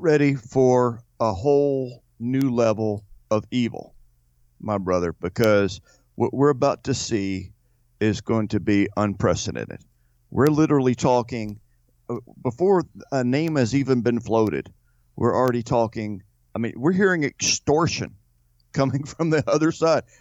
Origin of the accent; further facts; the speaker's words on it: United States; I'm a Christian, I'm an American, and I'm a patriot